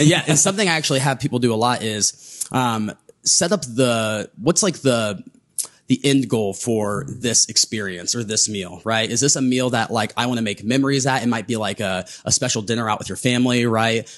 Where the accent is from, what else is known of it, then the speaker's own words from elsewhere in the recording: Southern Ohio, United States; growing up in Southern Ohio